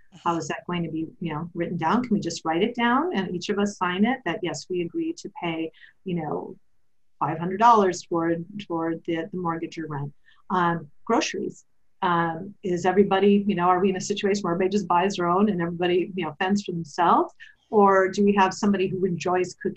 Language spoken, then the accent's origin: English; Wisconsin, United States; now in California, United States; I grew up in Wisconsin